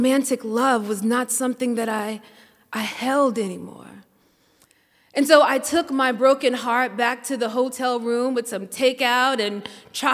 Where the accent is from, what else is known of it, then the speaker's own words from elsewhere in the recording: Mississippi, United States; I'm from Mississippi.